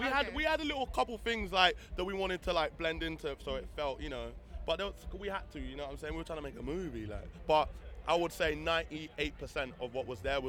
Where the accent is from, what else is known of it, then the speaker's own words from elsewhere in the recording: London, United Kingdom; I'm from London. Okay, London. Yeah, Camden Town.